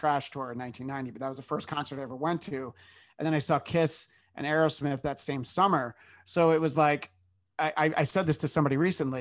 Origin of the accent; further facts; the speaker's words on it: New York, United States; moved away as an adult; now in Los Angeles, United States; I grew up in New York and I've lived in Los Angeles for more than 15 years.